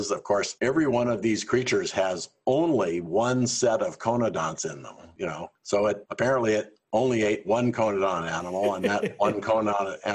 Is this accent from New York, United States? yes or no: no; Shelby, Montana, United States; moved away as an adult; also born or lived in Princeton, New Jersey; I was born and raised in Montana.